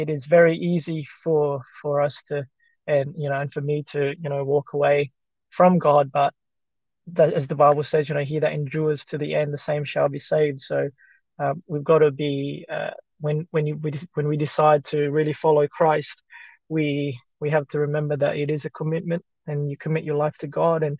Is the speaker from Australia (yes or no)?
yes; Australia; English is a second language; also born or lived in Philippines; growing up in Australia